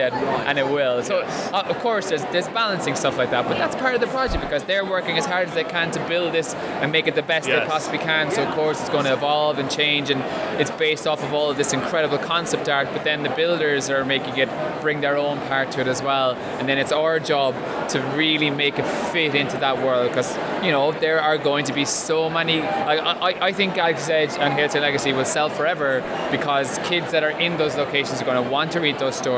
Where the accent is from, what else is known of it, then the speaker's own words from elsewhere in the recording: Ireland; I being an Irishman